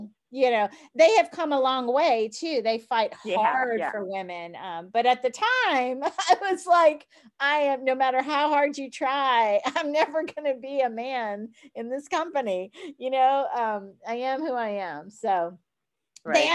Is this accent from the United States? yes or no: yes; New Orleans, Louisiana, United States; I'm from New Orleans. And frankly, we like our jewelry and our makeup and our big hair